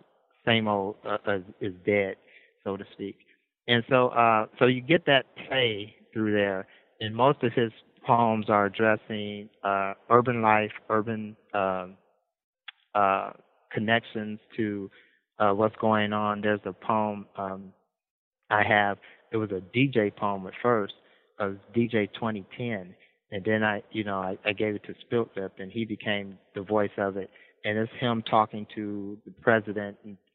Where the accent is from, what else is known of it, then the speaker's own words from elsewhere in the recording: Midwest, United States; You know, we're from the Midwest. The Midwest I come from, we, you know, we close eyes, you know, with fists and stuff like that.